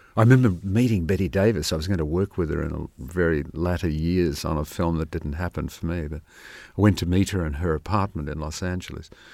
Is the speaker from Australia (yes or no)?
yes; Sydney, New South Wales, Australia; moved away; I grew up in Sydney